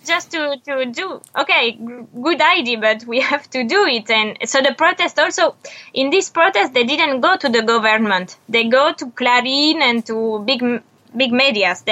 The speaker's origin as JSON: {"language": "English", "country": "France", "tie": "born or raised there", "also_born_or_lived": "Buenos Aires", "second_language": "English", "moved": "as an adult", "said": "I was born in France"}